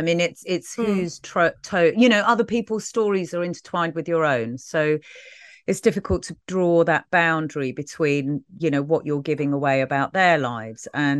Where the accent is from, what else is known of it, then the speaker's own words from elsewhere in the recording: Brixton, London, United Kingdom; You know, when you describe kind of growing up in Brixton